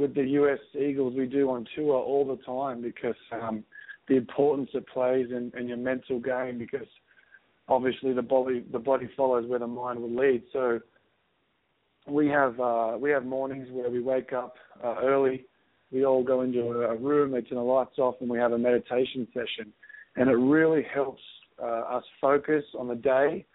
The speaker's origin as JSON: {"language": "English", "town": "Sydney", "region": "New South Wales", "country": "Australia", "tie": "born or raised there", "moved": "as an adult", "lives_now": "Seattle, United States", "said": "I was born in Sydney, Australia, in a little town called Cronulla Beach. So I grew up in a very active town"}